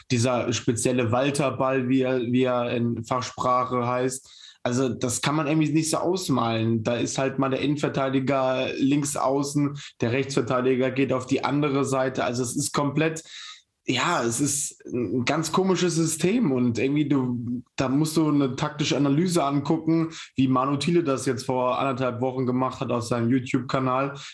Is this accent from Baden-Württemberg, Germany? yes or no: no; Bremen, Germany; Ja, ich als Bremer muss natürlich für den KSV sein.